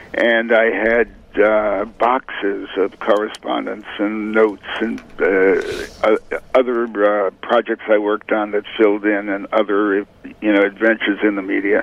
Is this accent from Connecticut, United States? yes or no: yes; Hartford, Connecticut, United States; also born or lived in New Haven, Connecticut; I was born in New Haven, raised largely in Hartford.